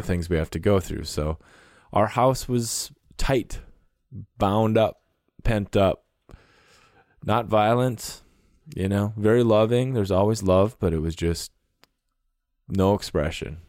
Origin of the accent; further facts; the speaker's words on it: North Dakota, Minnesota, Midwest, United States; now in Montana, United States; I grew up in North Dakota in Minnesota in the Midwest